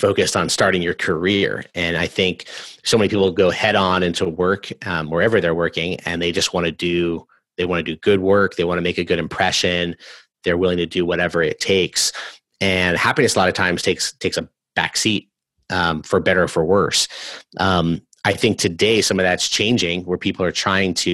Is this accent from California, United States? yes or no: yes; California, United States; I grew up in California